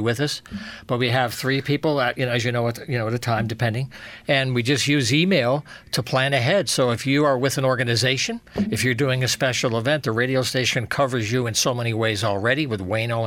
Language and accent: English; New York City, New York, United States; also born or lived in Yonkers, New York; now in Eastern Connecticut, United States; Born in Yonkers, New York, raised around the Bronx area with family